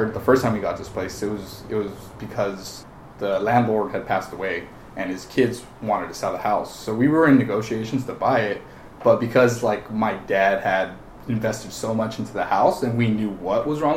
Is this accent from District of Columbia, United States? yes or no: no; Los Angeles, California, United States; I was raised here in Frogtown.